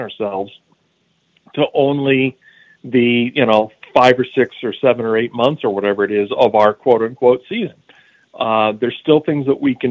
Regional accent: Seattle, Washington, United States; I grew up in Seattle.

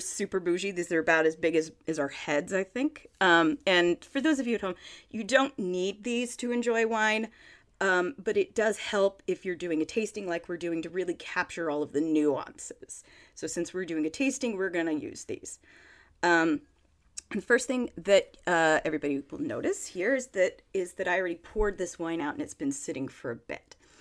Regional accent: Monterey County, California, United States; Petit Paisson Winery in Monterey County in California. That sounds very fancy, but it's actually just my hometown winery.

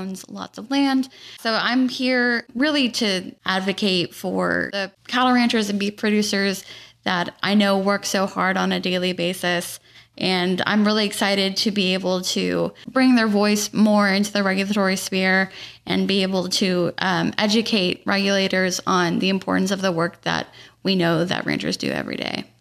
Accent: Modesto, California, United States; I came from Modesto, born and raised in a farm town with, uh, a lot of agricultural background.

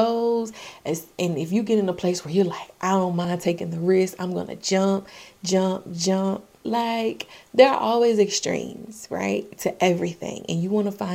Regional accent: Augusta, Georgia, United States; The Masters is a really big golf tournament held in my hometown, AUG

